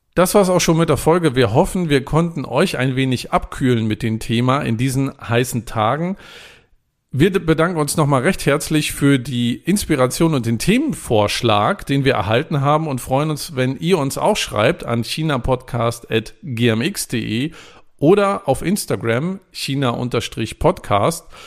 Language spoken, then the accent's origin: German; Germany; Ich bin an der Küste groß geworden